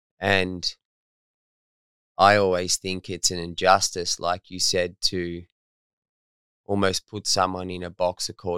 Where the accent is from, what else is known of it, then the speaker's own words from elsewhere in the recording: Torquay, Victoria, Australia; Where I'm from. Okay. I'm from Torquay.